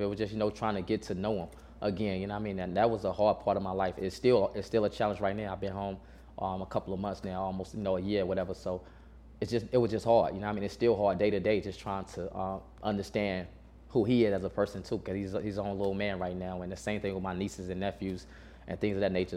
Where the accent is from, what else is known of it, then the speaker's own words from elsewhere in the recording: Burlington, North Carolina, United States; originally I'm from North Carolina. Man, I'm from um, Burlington, North Carolina.